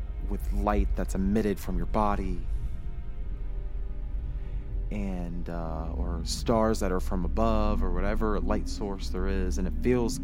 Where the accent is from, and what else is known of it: United States